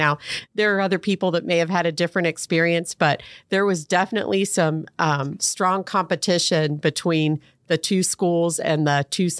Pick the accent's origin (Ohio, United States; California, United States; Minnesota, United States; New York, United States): Ohio, United States; Fairborn; So I grew up in Fairborn on Fairway Drive, and my dad was in the Air Force